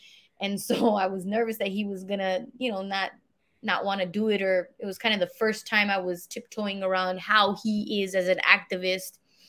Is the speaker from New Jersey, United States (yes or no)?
no; La Puente, California, United States; also born or lived in El Paso / Juarez; And so that's why I was born in El Paso. After that, I think the first 3 years of my life was in Juarez. And then back to El Paso. And then we moved to La Puente.